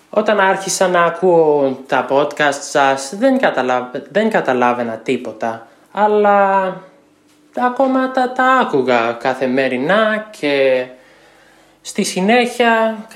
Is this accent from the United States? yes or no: yes; United States; Greek is a second language; είμαι από την Αμερική και είμαι 26 χρονών.